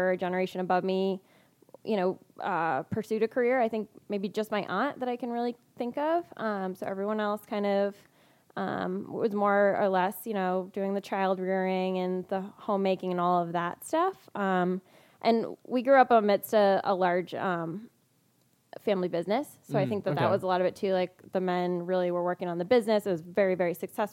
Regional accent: Massachusetts, United States; moved away as an adult; also born or lived in Maine; now in San Diego, United States; I'm originally actually from Massachusetts

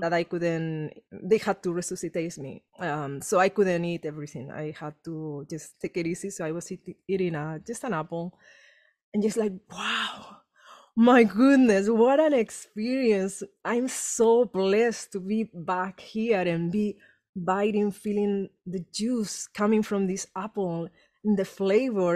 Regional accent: Spain; English is a second language; moved away as an adult; now in Los Angeles, United States; trauma I had growing up in Spain

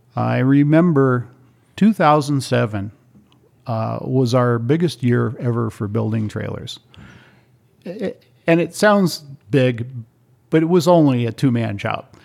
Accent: Ethiopia; moved away; also born or lived in Kenya; I grew up in East Africa. I lived in Ethiopia for eight years and two years in Kenya

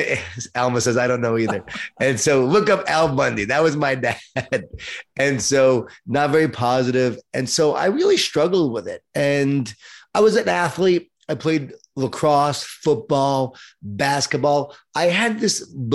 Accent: Long Island, New York, United States; I grew up in Long Island, New York, Jewish Italian family

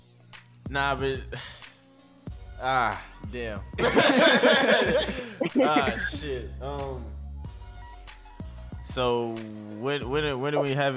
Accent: Antioch, California, United States; I am from Antioch, California.

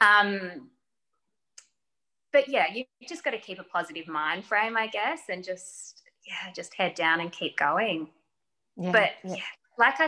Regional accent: Geelong, Victoria, Australia; because I'm from Geelong.

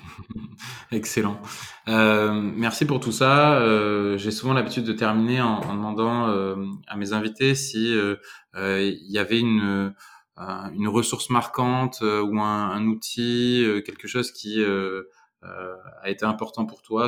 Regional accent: Dordogne, Nouvelle-Aquitaine, France; je viens de Dordogne

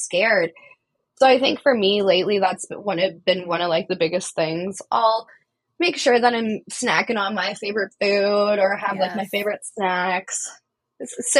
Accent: Canada; as a Canadian looking

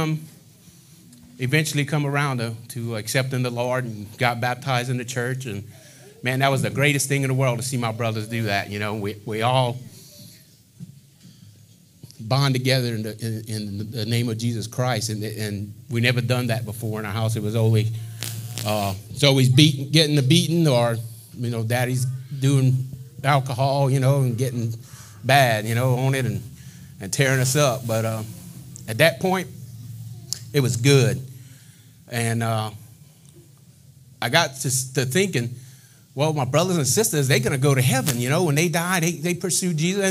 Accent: Eunice, Louisiana, United States; moved away as an adult; also born or lived in Mississippi / Lockport, Louisiana; I'm from Eunice, Louisiana. Been there most of my adolescent life.

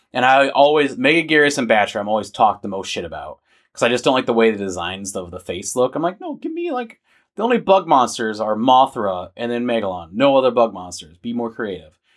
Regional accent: United States; I was born as an American, so I'm not, I, well, I could technically get Vietnamese citizenship. I could because of the laws in Vietnam. But, you know, like, I, I originate here in America. I'm an American

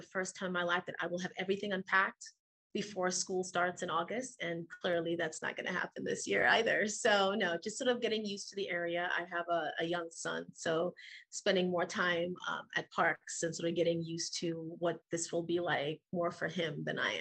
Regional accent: Trinidad & Tobago; moved away as an adult; now in United States; I was born and raised in Trinidad and Tobago, which is a twin island nation off the coast of South America

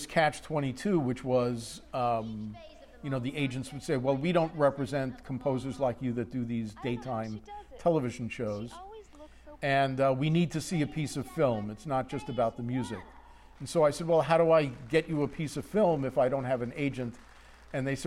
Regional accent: Long Island, New York, United States; I grew up on Long Island.

